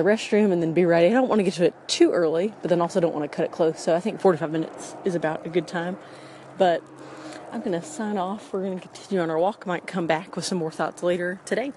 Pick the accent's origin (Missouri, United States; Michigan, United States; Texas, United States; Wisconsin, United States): Texas, United States; Clear Lake; La Porte, Texas, which is pretty close to where I grew up in Clear Lake